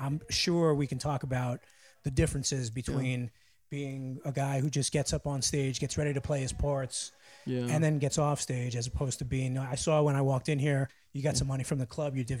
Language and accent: English; New York City, New York, United States; moved away as an adult; now in Washington, D.C., United States; I grew up in the not cool, not hipster part of Brooklyn.